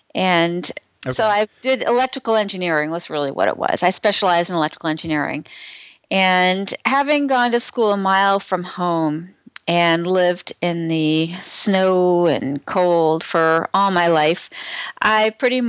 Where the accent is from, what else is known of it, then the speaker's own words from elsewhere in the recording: Cambridge, Massachusetts, United States; I grew up in Cambridge. I grew up a mile away from Harvard.